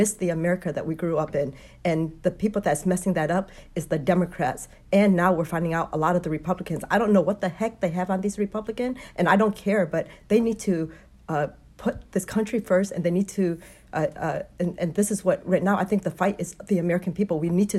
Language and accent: English; Vietnam; now in United States; I came from a communist country. I'm from Vietnam. So my family fled in 1975.